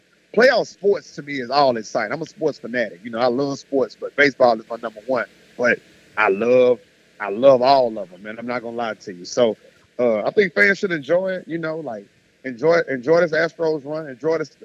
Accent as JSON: {"language": "English", "town": "Houston", "region": "Texas", "country": "United States", "tie": "born or raised there", "said": "this is my hometown"}